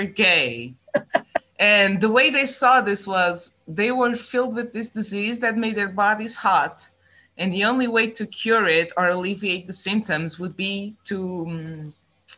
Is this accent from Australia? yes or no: no; Estremoz, Portugal; English is a second language; in my hometown, Strumoz